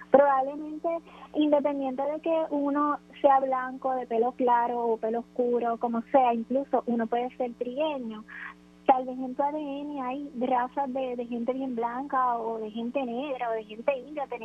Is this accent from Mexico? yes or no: no; Puerto Rico; yo soy boricua y mis hijos son rubios dos azules